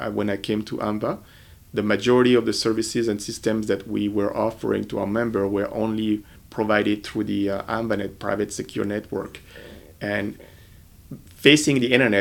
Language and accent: English; France; moved away as an adult; now in United States; I'm originally from France